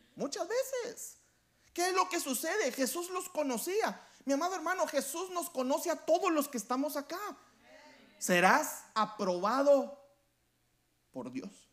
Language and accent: Spanish; Guatemala; Yo soy de Guatemala y yo voy a hablar por nosotros los, los chapines, nos dicen a nosotros los guatemaltecos.